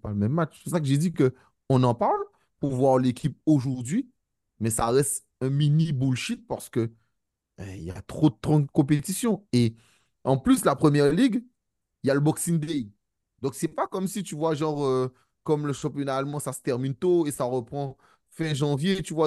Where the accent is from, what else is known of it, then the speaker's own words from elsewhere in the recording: Guadeloupe, France; je suis Guadeloupéen